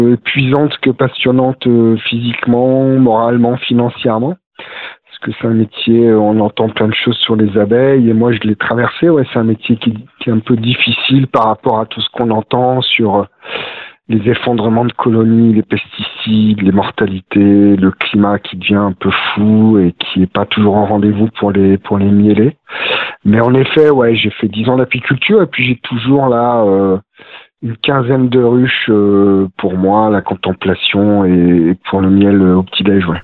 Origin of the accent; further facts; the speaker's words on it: Romans-sur-Isère, Auvergne-Rhône-Alpes, France; moved away as an adult; now in Vercors, France; j'ai grandi sur Roman euh, Roman sur Isère, à côté de, de Valence